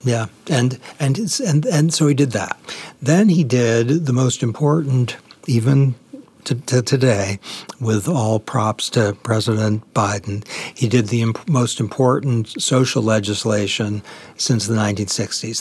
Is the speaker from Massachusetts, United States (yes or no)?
yes; Boston, Massachusetts, United States; I grew up in Boston